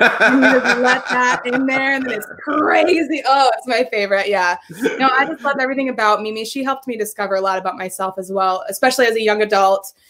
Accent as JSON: {"language": "English", "area": "San Francisco Bay Area", "region": "California", "country": "United States", "tie": "born or raised there", "moved": "yes", "said": "I'm from the Bay Area"}